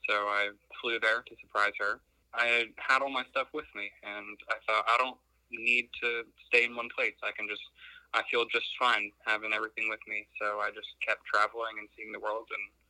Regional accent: Atlanta, Georgia, United States; moved away as an adult; also born or lived in Finland / South Korea; I left my hometown of Atlanta when I was 19. It was 2 weeks after I graduated high school.

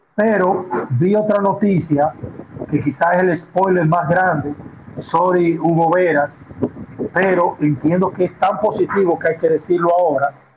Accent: Dominican Republic; aunque soy muy dominicano, el apellido tiene raíces italianas

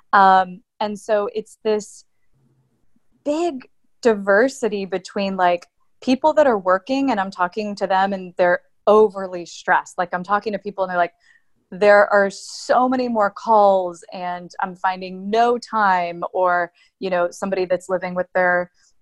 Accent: Atlanta, Georgia, United States; moved away; I grew up in Atlanta mostly, but I've lived in a couple different places

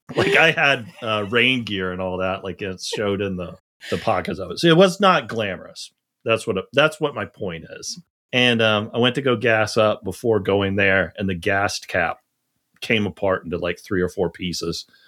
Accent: Charleston, South Carolina, United States; I grew up in the South

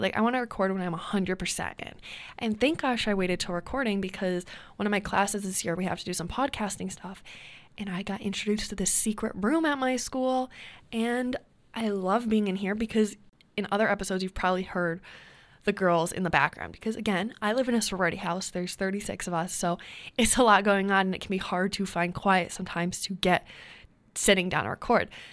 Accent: New York, United States; accent: New York; I have an accent, like, once every other week. Like a New York, like, accent.

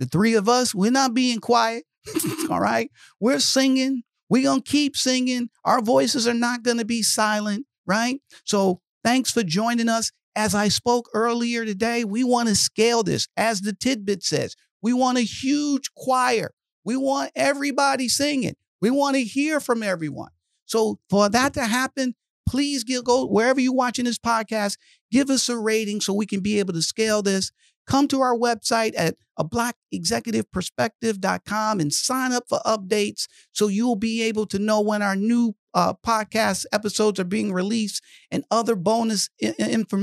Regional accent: Detroit, Michigan, United States; I grew up in Detroit, Michigan

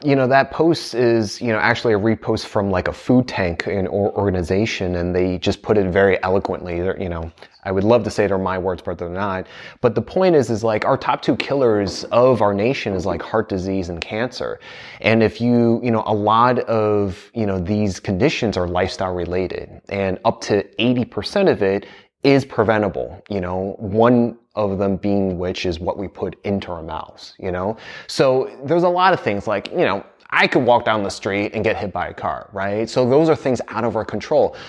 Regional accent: United States; I grew up in the States

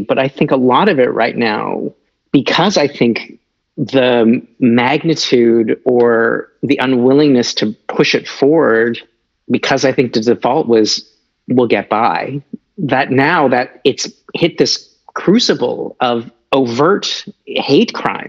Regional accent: Canada; It's like, what do I have to do with any of the origins of this? I'm just a Canadian citizen.

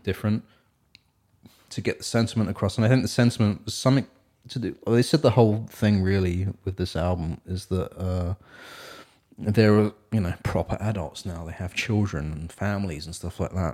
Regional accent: England, United Kingdom; now in Seattle, United States; I'm from England as well

